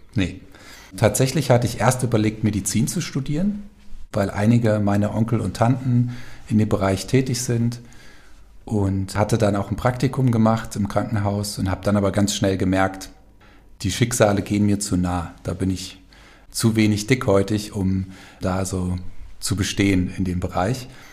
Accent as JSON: {"language": "German", "town": "Falkenberg", "region": "Hesse", "country": "Germany", "tie": "born or raised there", "also_born_or_lived": "Giessen / Cologne", "said": "Aufgewachsen bin ich hier in Falkenberg"}